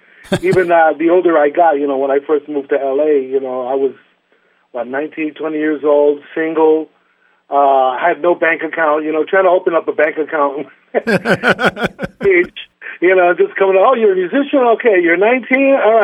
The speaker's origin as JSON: {"language": "English", "region": "New York", "country": "United States", "tie": "born or raised there", "said": "growing up in New York, and it was a playground for me."}